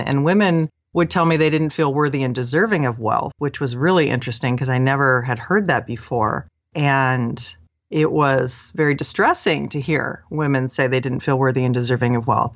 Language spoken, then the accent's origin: English; Seattle, Washington, United States; I grew up in the Seattle area